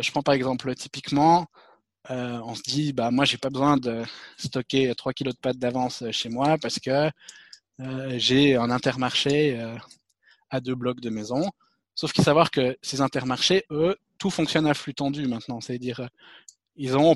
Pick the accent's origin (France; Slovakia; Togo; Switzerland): Switzerland; je suis suisse